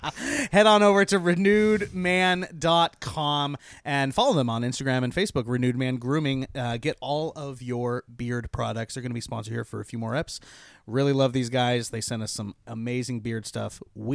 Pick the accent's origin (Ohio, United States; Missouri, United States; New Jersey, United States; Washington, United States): Washington, United States; Tonasket; I'm from Tenasket, though.